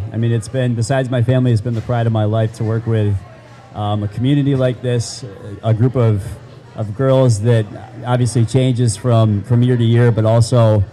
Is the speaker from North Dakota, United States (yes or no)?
no; Tully, New York, United States; I grew up in Tully